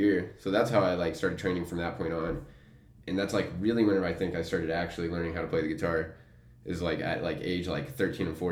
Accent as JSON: {"language": "English", "town": "Amarillo", "region": "Texas", "country": "United States", "tie": "born or raised there", "said": "I'm born and raised in Amarillo, Texas"}